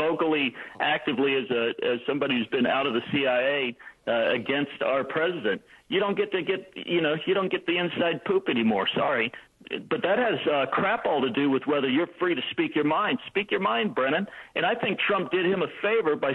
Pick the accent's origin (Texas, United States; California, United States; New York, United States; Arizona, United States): Texas, United States; I hail from Texas